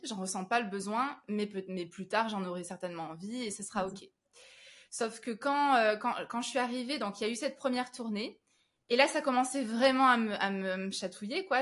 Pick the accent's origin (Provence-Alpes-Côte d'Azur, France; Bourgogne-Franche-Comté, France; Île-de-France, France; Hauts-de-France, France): Provence-Alpes-Côte d'Azur, France; Avignon; now in Paris, France; je suis originaire d'Avignon